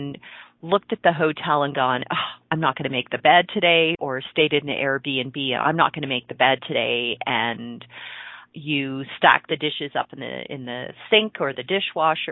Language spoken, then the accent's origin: English; Ontario, Canada; I grew up in Ontario, and cottage country in Ontario up in the Muskokas